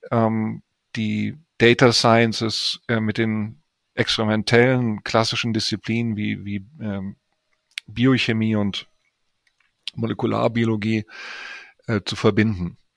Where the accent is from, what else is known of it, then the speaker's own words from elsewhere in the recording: Cologne, North Rhine-Westphalia, Germany; ich bin Kölner, in Köln geboren, aufgewachsen und habe da auch äh, studiert